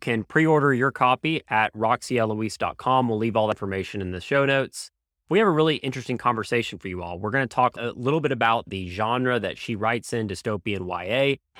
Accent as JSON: {"language": "English", "region": "Texas", "country": "United States", "accent": "Southern", "said": "being from Texas. I obviously, like everybody, I can't tell that I have an accent."}